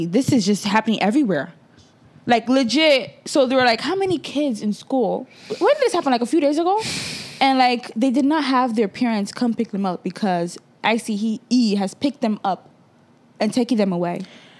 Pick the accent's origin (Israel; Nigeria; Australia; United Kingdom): Nigeria; now in United States; even before I came from Nigeria, my parents were citizens.